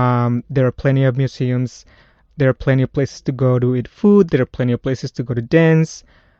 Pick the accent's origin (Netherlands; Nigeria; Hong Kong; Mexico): Mexico; Mexico City; accent: Spanish accent (Mexico); English is a second language; moved away as an adult; I grew up in Mexico City, which is one of the biggest cities in the world.